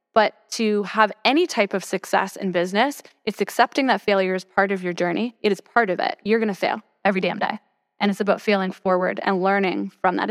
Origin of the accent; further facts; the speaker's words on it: Toronto, Ontario, Canada; moved away as an adult; now in Austin, United States; I'm from Toronto.